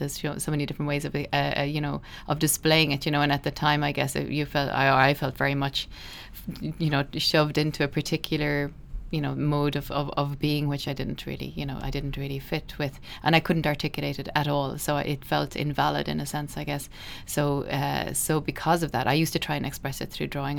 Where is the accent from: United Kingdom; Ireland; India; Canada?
Ireland; Midleton, Munster; I grew up in Middleton, uh, in Cork.